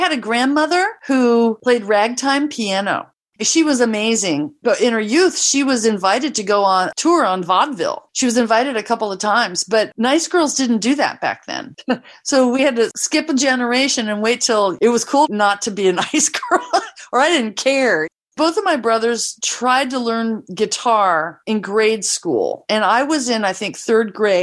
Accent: Ohio, United States; moved away as an adult; also born or lived in Southern California / Minnesota; now in Washington, United States; I'm from Ohio originally, but I left there when I was 18

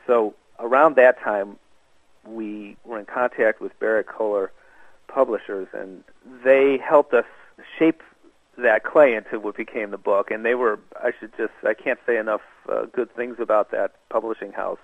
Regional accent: Buffalo, New York, United States; also born or lived in Minnesota; now in Montreal, Canada; I'm actually an American. I was born in Minnesota, raised in Buffalo

